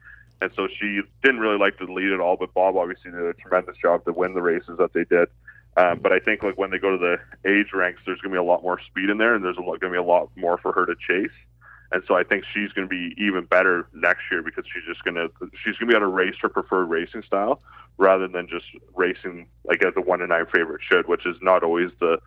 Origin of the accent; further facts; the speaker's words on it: Ontario, Canada; I grew up in obviously in Ontario here